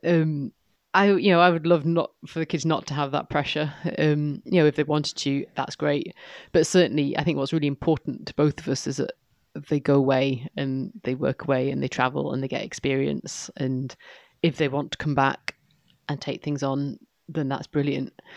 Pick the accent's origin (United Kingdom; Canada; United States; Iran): United Kingdom; York, Yorkshire and the Humber; also born or lived in East Lothian; now in Moray, United Kingdom; as a little girl growing up in York